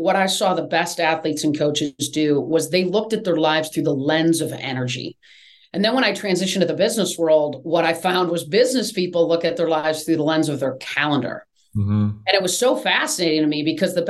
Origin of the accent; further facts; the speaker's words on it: East Lansing, Michigan, United States; moved away as an adult; now in Atlanta, United States; I grew up right in East Lansing